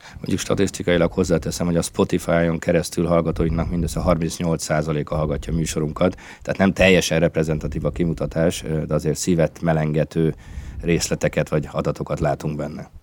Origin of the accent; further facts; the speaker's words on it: Siófok, Somogy, Hungary; szülővárosomból, Siófokról kapcsolódok be a felvételbe